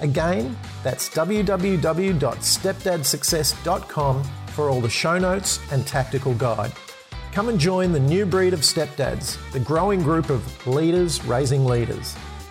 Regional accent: Australia; I'm an Australian. I live on the amazing sunshine coast of Australia

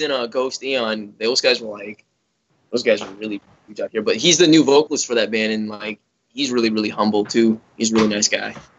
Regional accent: Chicago, Illinois, United States; I grew up in Chicago

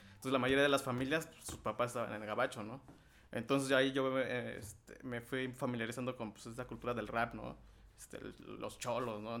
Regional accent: Oaxaca, Mexico; now in United States; Vivimos aquí, pero somos oaxaqueños, ¿no? Este espacio es Oaxaca, es Oaxaca, ¿no?

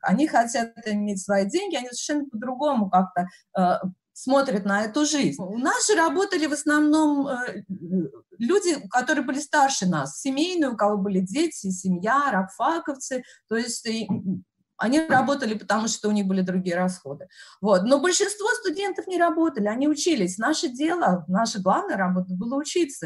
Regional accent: Vesennyaya station, near Serpukhov, Moscow Oblast, Russia; moved away as an adult; also born or lived in Podolsk, Russia; now in United States; Я родилась в Подольске, потом росла, в 6 лет мы переехали, я росла в очень маленьком поселке городского типа, станция «Весенняя» по Курской дороге в направлении Серпухова

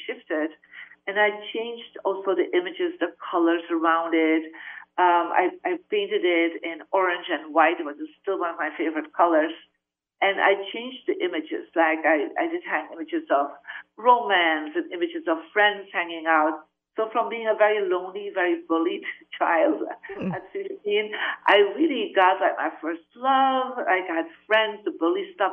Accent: Belgium; moved away; I'm originally from Belgium

